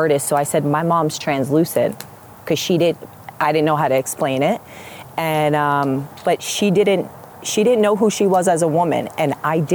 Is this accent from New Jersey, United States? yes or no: yes; Point Pleasant, New Jersey, United States; I grew up in Point Pleasant Borough